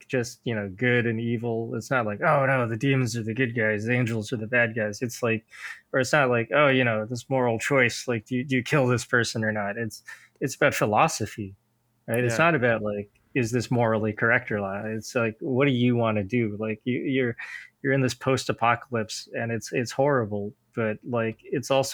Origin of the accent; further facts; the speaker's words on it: United States; I didn't move to America until I was like five. I grew up Buddhist